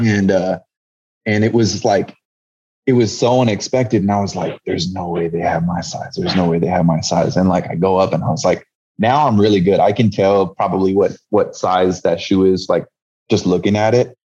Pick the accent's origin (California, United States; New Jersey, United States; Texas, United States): California, United States; San Jose; I grew up in the Bay Area in San Jose, California.